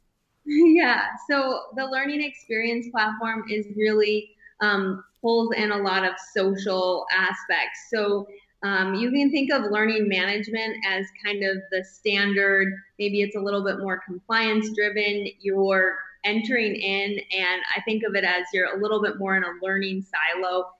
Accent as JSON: {"language": "English", "region": "northern Michigan", "country": "United States", "tie": "born or raised there", "moved": "as an adult", "lives_now": "Bozeman, United States", "said": "growing up in northern Michigan, we did all of the the outdoor things"}